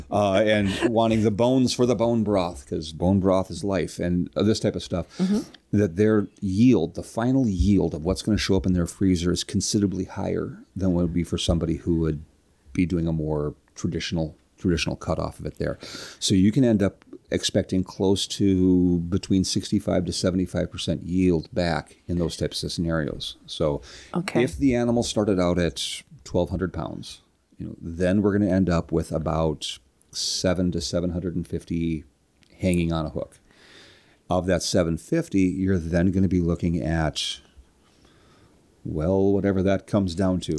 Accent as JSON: {"language": "English", "town": "Minneapolis", "region": "Minnesota", "country": "United States", "also_born_or_lived": "Rush City, Minnesota / Kerkhoven, Minnesota", "said": "I'm from the Minneapolis St. Paul area"}